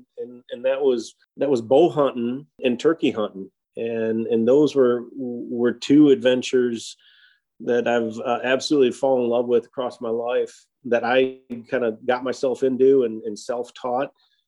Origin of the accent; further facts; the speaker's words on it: Michigan, United States; I was born and raised up in Michigan, and I can't remember an opening day of pheasant season or deer season when I wasn't with dad and grandpa.